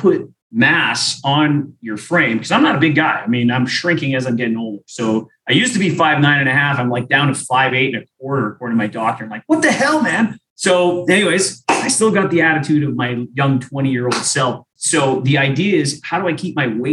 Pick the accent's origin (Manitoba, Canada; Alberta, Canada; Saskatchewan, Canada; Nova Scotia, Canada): Manitoba, Canada; Winnipeg; I'm from Winnipeg, Canada